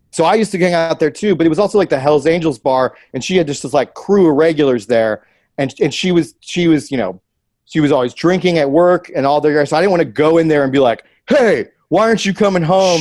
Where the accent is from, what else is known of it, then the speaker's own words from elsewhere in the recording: Columbus, United States; moved away; my hometown, Columbus